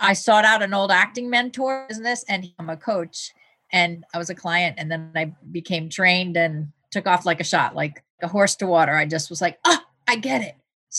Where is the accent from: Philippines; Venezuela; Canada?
Venezuela; also born or lived in United States; I mean, I grew up in another country. So I was born in the United States, but I spent many years in South America and in Venezuela in particular.